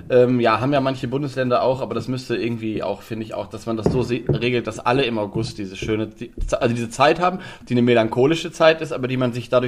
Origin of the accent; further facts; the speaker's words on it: Lower Saxony, Germany; als wir hierher gezogen sind, weil, wie gesagt, ich komme eigentlich aus Niedersachsen, da haben wir auch Störche